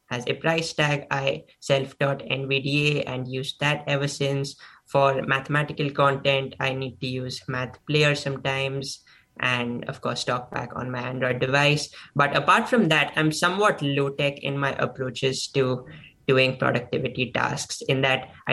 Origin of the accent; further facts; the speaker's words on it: Mumbai, Maharashtra, India; also born or lived in Stanford, California; now in Edgewater, United States; I am originally from Mumbai, India, studying in Stanford, California, currently in Edgewater, New Jersey